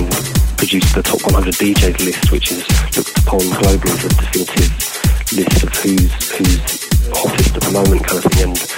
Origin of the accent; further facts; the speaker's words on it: London, United Kingdom; because we're from London, we're producing out of London, the UK.